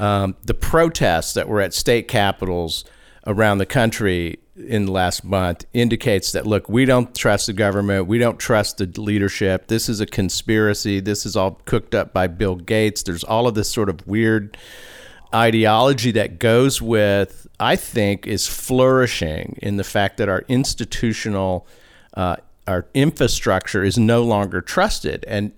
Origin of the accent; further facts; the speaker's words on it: Italy; Hey, that's, you know, my home country. Watch it.